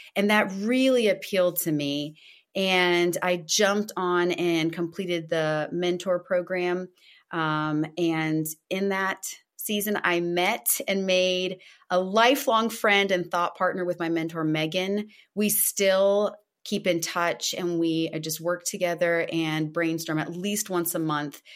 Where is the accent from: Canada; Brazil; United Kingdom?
Brazil; moved away; I'm Originally from Brazil, so brasileira